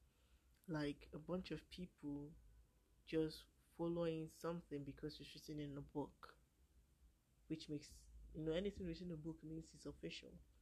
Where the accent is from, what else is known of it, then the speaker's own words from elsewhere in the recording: Ankpa, Kogi, Nigeria; I'm from Kogi State of Nigeria. From Kogi State of Nigeria. My village is Ankpa.